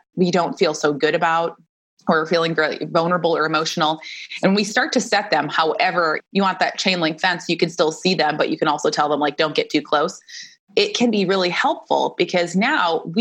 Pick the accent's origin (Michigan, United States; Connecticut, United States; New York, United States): Michigan, United States; now in Phoenix, United States; I grew up in Michigan